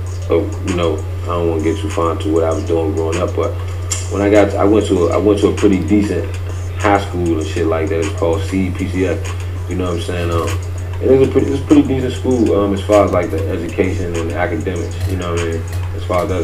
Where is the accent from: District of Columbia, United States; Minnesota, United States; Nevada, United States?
District of Columbia, United States; Washington; growing up in D.C., man, you know, for me, I'm from Northeast, I'm from Edgewood